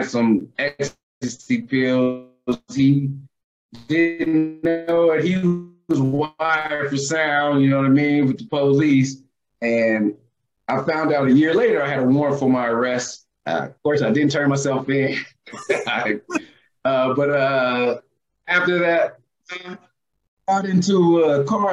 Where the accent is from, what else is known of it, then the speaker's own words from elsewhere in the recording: Oceanside, California, United States; moved away as an adult; also born or lived in San Diego, California / Columbus; I'm from San Diego, California